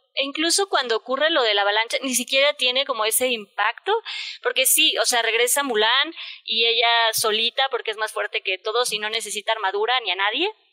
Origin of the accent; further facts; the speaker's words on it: Mexico; en México, la verdad, somos muy malinchistas